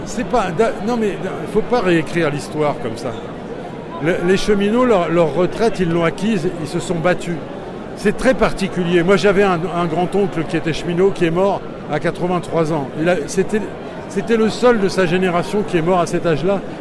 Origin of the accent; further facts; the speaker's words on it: Pas-de-Calais, Hauts-de-France, France; je viens du Pas-de-Calais